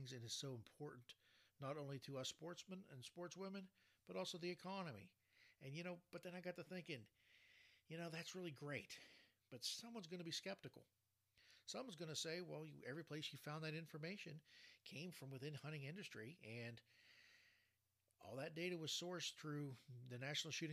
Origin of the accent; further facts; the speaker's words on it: Ohio, United States; my home state of Ohio